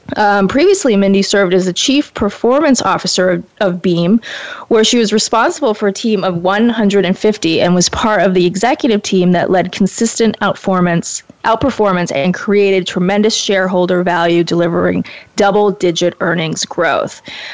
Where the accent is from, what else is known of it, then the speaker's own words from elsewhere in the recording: Portland, Maine, United States; now in Brooklyn, United States; I went to Maine, which is where I'm from. I am from Portland